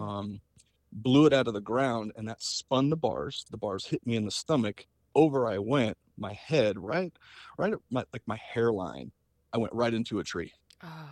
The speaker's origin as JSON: {"language": "English", "region": "Southwest", "country": "United States", "said": "I'm from the Southwest"}